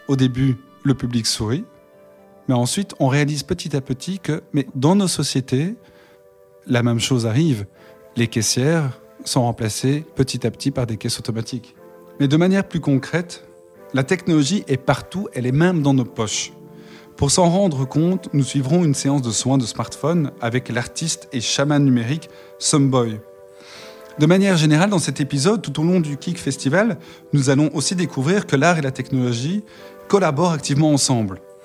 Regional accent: Brussels, Brussels-Capital Region, Belgium; Alors moi, je viens de Bruxelles

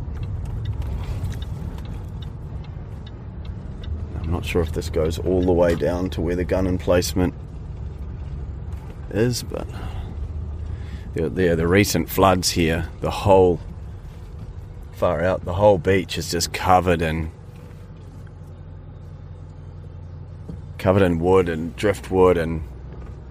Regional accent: Hawke's Bay, New Zealand; moved away; I grew up in Hawke's Bay

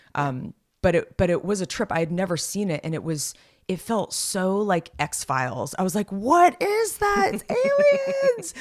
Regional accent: Los Gatos, California, United States; Los Gatos, uh, my hometown

